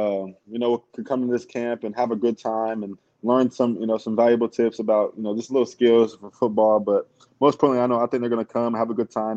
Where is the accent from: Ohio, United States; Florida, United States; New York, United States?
Ohio, United States; moved away; I'm from Ohio